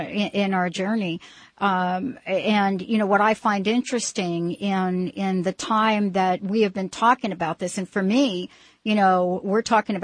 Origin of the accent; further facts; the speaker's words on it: New Jersey, United States; now in Pacific Northwest, United States; it was because I was from New Jersey.